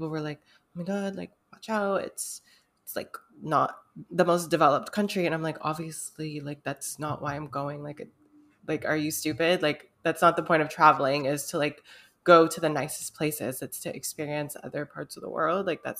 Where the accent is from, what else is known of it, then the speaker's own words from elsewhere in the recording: United States; because we're from America